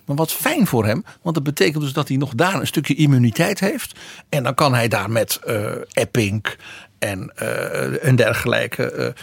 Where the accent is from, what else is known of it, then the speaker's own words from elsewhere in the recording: Netherlands; bij ons in Brabant en Limburg